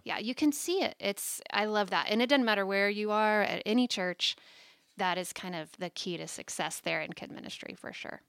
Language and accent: English; Tulsa, Oklahoma, United States; moved away as an adult; I was born and raised in Tulsa, Oklahoma